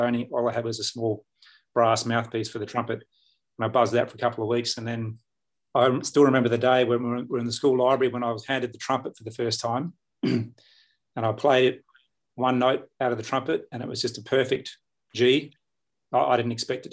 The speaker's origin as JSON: {"language": "English", "town": "Perth", "region": "Western Australia", "country": "Australia", "tie": "born or raised there", "said": "I grew up on the West Coast here in Perth"}